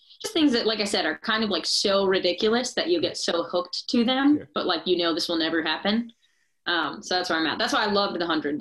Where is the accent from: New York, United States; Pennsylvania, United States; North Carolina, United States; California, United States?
New York, United States; moved away as an adult; now in Nashville, United States; where I'm from in New York